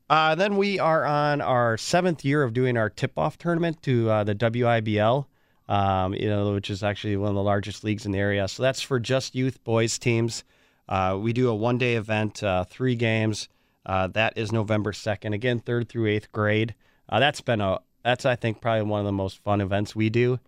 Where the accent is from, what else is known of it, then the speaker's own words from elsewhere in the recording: Waukesha, Wisconsin, United States; I'm from Waukesha, born and raised